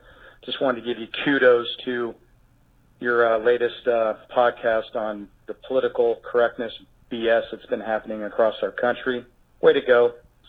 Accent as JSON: {"language": "English", "region": "Iowa", "country": "United States", "moved": "yes", "said": "I'm originally from Iowa."}